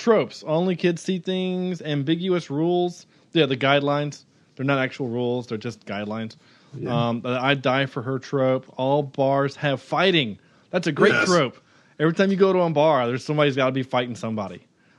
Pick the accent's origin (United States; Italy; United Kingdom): United Kingdom; Because we're the British, and the only people we can make fun of at this point are the English or the French.